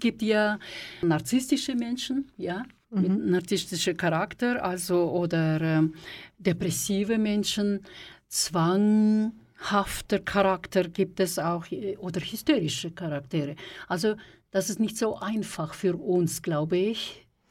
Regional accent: Kazakhstan; now in Switzerland; ich komme aus der Sowjetunion, aus Kasachstan

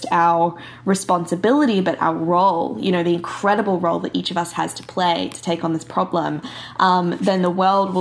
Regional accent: Bali, Indonesia; I grew up in Bali in Indonesia

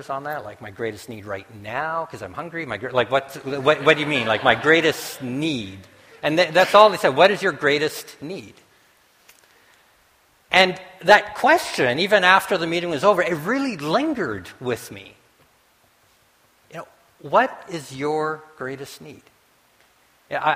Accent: the Prairies, Canada; now in Winnipeg, Canada; Bev and I came in yesterday from Winnipeg, and I'm a prairie boy

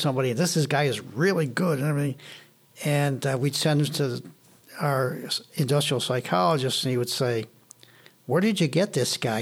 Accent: Buffalo, New York, United States; also born or lived in Syracuse; I moved back from Syracuse to Buffalo

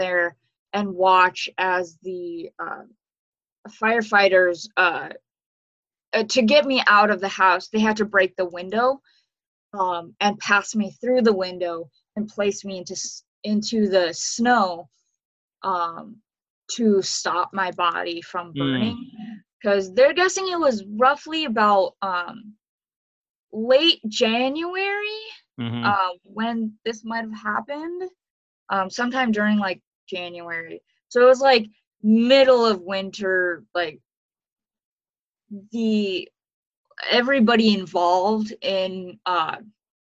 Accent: Ukraine; moved away; I was born in Ukraine in 1997

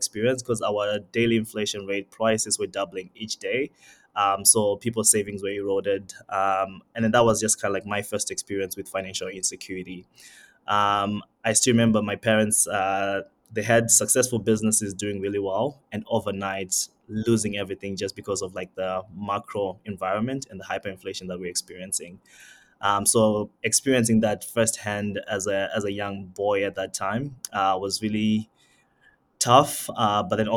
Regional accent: Zimbabwe; also born or lived in Mbala, Zambia; now in Canada; my dad was Zimbabwean, my mom was Zambian, and we all moved to Zimbabwe

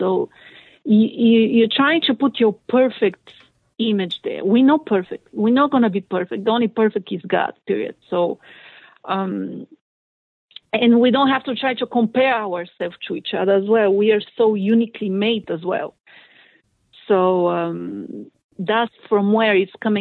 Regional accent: Bulgaria; I'm from Bulgaria

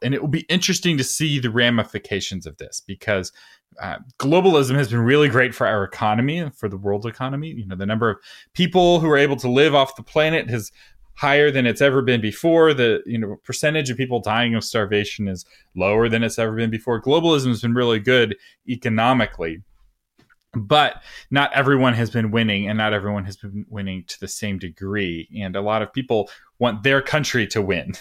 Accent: Texas, United States; I have a, as much of a strong identity as a Texan

